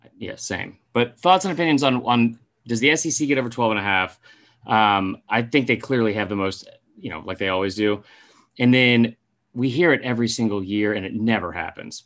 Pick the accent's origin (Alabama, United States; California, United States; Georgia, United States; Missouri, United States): Georgia, United States; Atlanta; We're both from Atlanta